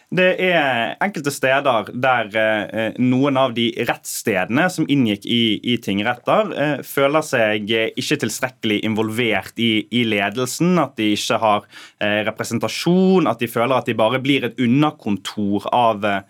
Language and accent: Norwegian; Sotra, Vestland, Norway; jeg er født på Sotra